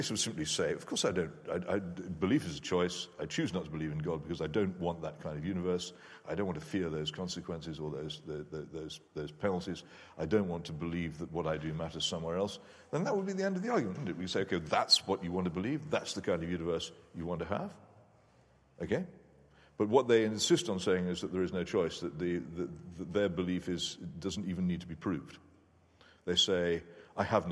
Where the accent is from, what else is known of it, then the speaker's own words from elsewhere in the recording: United Kingdom; I'm British